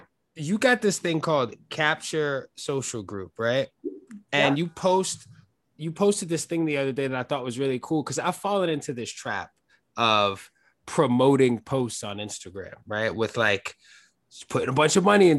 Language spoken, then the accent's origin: English; New York, United States; I'm from New York. I've lived here my whole life